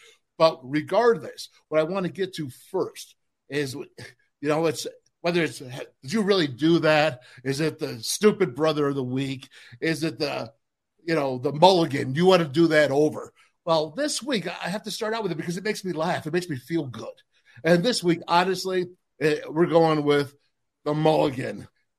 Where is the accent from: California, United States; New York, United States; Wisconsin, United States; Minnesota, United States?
New York, United States; Orchard Park; We are the boys from Orchard Park